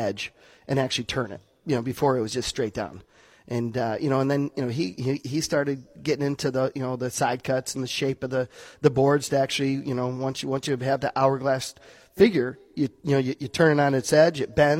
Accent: Muskegon, Michigan, United States; I'm from Muskegon, Michigan originally

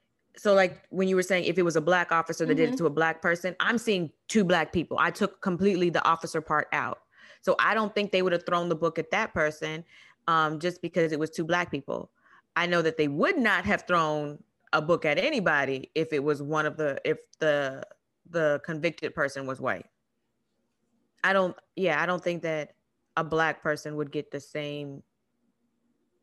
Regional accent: Arizona, United States; I am a girl from Arizona

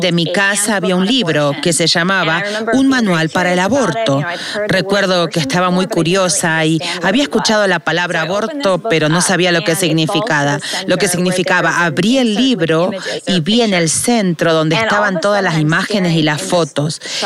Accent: Northern California, United States; now in Los Angeles, United States; Crecí en el norte de California

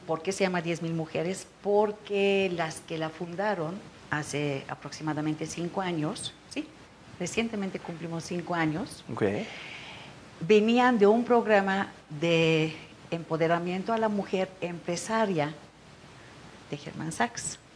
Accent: Turkey; Spanish is a second language; moved away as an adult; also born or lived in Israel; now in Mexico; yo nací en Turquía

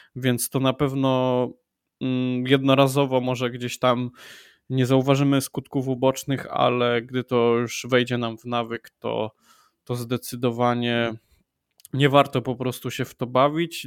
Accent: Wrocław, Lower Silesian Voivodeship, Poland; Jestem e, z Wrocławia

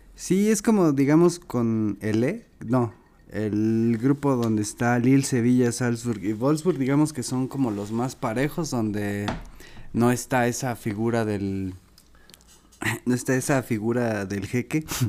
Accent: Mexico; los mexicanos parecemos turcos

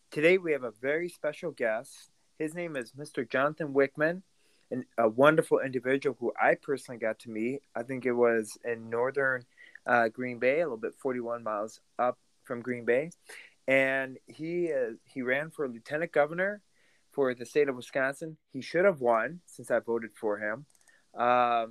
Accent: Russia; moved away; I was born from Russia

